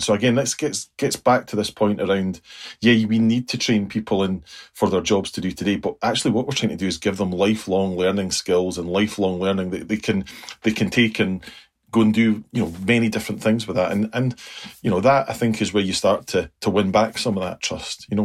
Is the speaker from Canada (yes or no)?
no; United Kingdom; us being very British